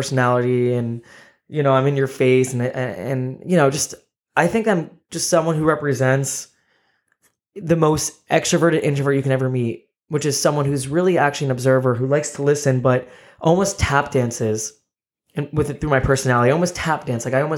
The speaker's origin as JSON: {"language": "English", "region": "New Jersey", "country": "United States", "tie": "born or raised there", "said": "born and raised in Jersey in the USA"}